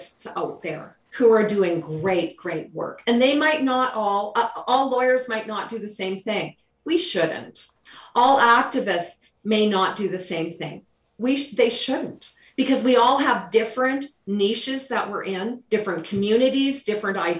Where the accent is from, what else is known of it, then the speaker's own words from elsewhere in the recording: Canada; We're Canadian.